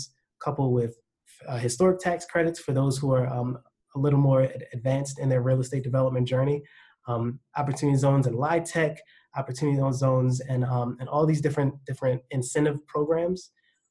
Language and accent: English; Baltimore, Maryland, United States; accent: Baltimore; My Baltimore accent sometimes escapes me